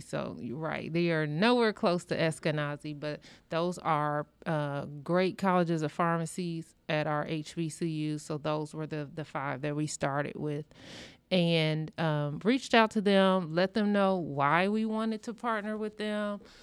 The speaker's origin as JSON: {"language": "English", "region": "rural Illinois", "country": "United States", "moved": "as an adult", "lives_now": "Indianapolis, United States", "said": "I'm from the Midwest, but coming in, I'm from rural Illinois"}